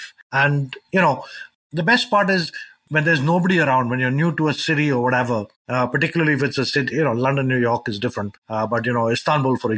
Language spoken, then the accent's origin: English; India; I grew up in India